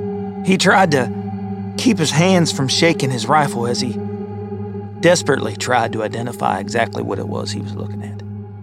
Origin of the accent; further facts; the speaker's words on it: Kentucky, United States; Growing up in Kentucky, I've always heard tales of, you know, Bigfoot or the Pope Lick Goat Man.